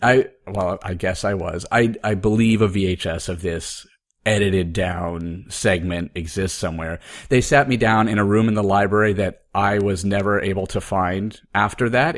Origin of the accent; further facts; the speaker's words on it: Oregon, United States; moved away as an adult; also born or lived in Appleton, Wisconsin; I was growing up in Oregon